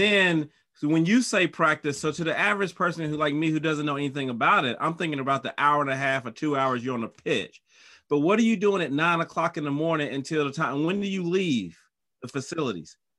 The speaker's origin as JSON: {"language": "English", "region": "North Carolina", "country": "United States", "tie": "born or raised there", "said": "I'm from North Carolina, so I saw him in high school"}